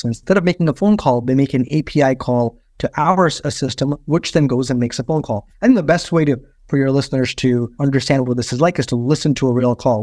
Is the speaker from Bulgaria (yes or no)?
no; India; moved away; I grew up in India